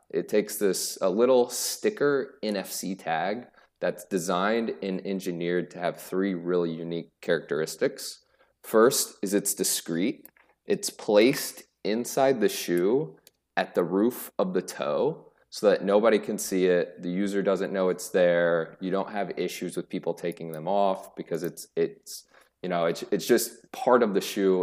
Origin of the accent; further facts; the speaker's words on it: Greenfield, Indiana, United States; I was born and raised in a rural town in Indiana called Greenfield